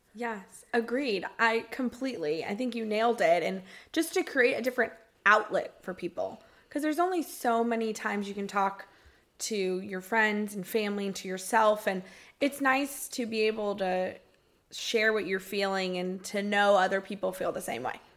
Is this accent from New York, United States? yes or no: no; Marietta, Georgia, United States; moved away as an adult; now in Tampa, United States; I was born and raised in Marietta, Georgia